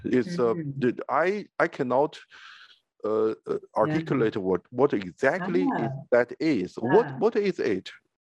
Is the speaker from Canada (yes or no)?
no; Minnesota, United States; as a Minnesotan